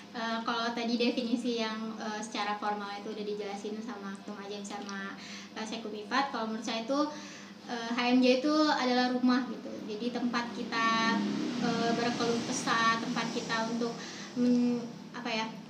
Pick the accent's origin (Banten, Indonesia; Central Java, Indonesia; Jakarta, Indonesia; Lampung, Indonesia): Lampung, Indonesia; moved away as an adult; now in Bandung, Indonesia; kalau aku aslinya dari Lampung